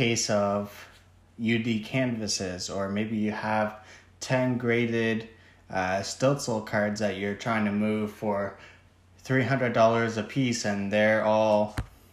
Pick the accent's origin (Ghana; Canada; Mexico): Canada; I'm from Canada